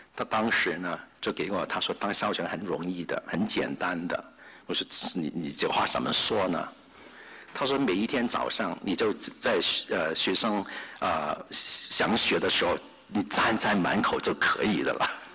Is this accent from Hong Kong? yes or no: yes; Hong Kong; now in United States; 我是在香港出生，在香港长大。